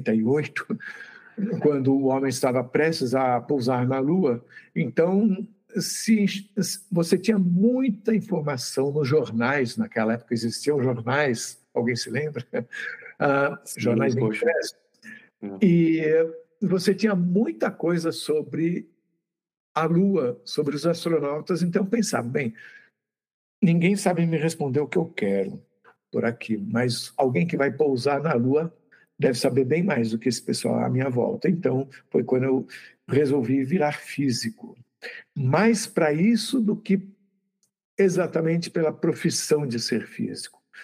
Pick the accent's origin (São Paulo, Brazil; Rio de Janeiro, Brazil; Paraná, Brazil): São Paulo, Brazil; Santos; eu sou de Santos